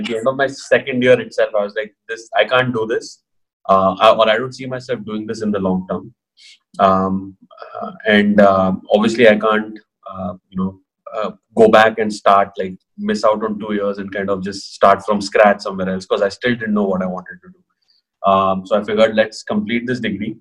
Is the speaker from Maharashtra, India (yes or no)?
yes; Pune, Maharashtra, India; also born or lived in Kota / Mumbai; I'm from Pune, born and brought up here.